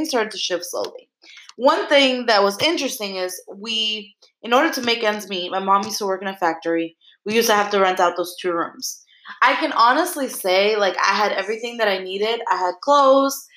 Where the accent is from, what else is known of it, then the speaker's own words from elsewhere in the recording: New York, United States; I grew up in Brooklyn